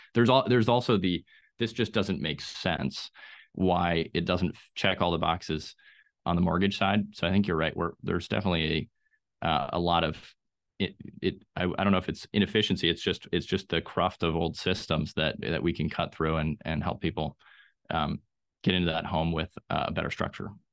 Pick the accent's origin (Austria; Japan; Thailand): Austria; now in Raleigh-Durham, United States; I grew up in Austria, which has maybe the best public transportation on the planet